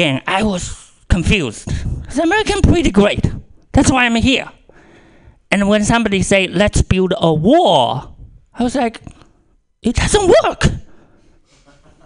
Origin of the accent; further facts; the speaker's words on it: China; English is a second language; moved away as an adult; now in United States; so I was born in China. I went to college in China